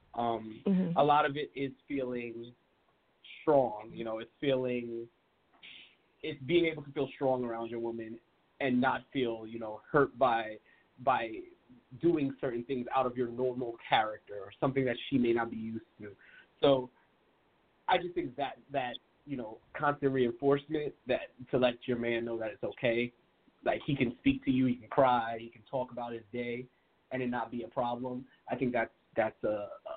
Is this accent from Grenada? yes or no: yes; Grenada; now in Brooklyn, United States; I was born in Grenada, so very small island, and coming into Brooklyn